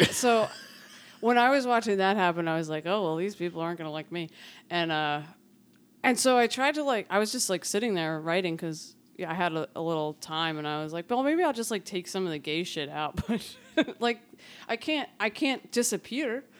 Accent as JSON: {"language": "English", "town": "Philadelphia", "region": "Pennsylvania", "country": "United States", "moved": "as an adult", "lives_now": "Lancaster, United States", "said": "I come from North Philly"}